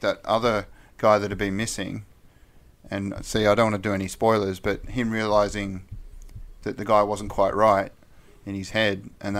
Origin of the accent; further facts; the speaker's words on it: Wagga Wagga, New South Wales, Australia; I was from Wagga